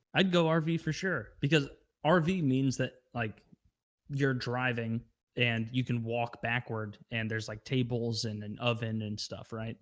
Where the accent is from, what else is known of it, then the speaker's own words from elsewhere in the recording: Midwest, United States; I grew up in the Midwest.